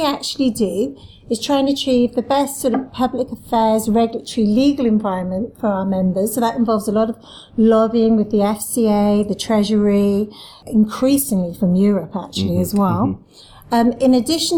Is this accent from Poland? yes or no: no; Cardiff, Wales, United Kingdom; moved away as an adult; also born or lived in Syracuse, New York; now in London, United Kingdom; I'm from Cardiff, so I am actually from Wales